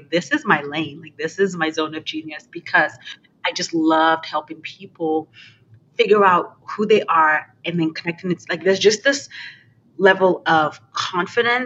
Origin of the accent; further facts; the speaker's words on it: Nigeria; now in St. Louis, United States; I am originally Nigerian. I currently live in St. Louis